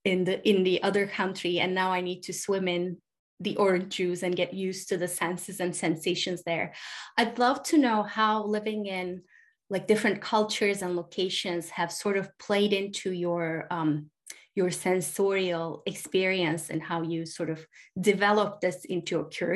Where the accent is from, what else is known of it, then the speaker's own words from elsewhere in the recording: Turkey; now in United States; I was born in Turkey, and then I've been living in the States for the last 20 plus years.